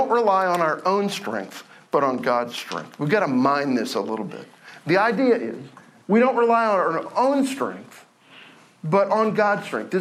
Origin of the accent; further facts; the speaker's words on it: Oklahoma, United States; I'm from Oklahoma